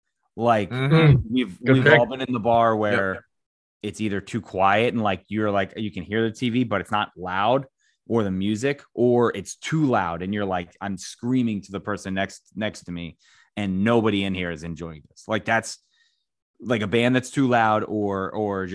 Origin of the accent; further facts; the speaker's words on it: Maple Lawn, Maryland, United States; Looney's in Maple Lawn, which is, I guess, my home field bar, my hometown bar